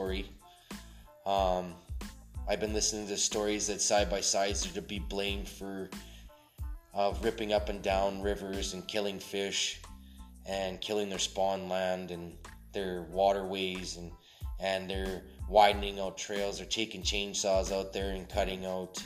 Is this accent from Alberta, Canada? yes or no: yes; Alberta, Canada; I'm actually from Canada. I've been here all my life.